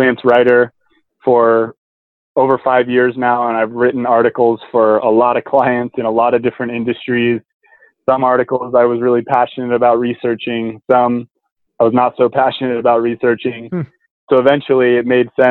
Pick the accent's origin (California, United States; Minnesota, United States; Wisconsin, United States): California, United States; Truckee; also born or lived in San Diego, California; I'm from the mountains in Truckee, California. So I grew up backpacking in the Sierra Nevadas